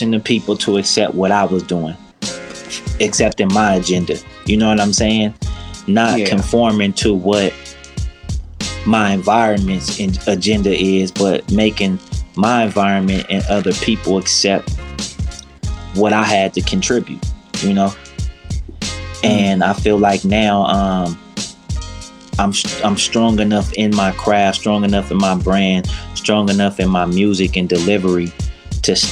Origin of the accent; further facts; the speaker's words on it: Los Angeles, California, United States; being a South Central native